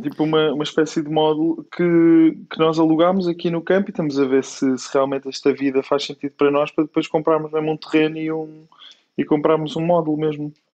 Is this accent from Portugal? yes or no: yes; Coimbra, Centro, Portugal; moved away as an adult; also born or lived in Lisbon; eu sou de Coimbra e até aos meus 18 anos sempre vivi com esta vida bairrista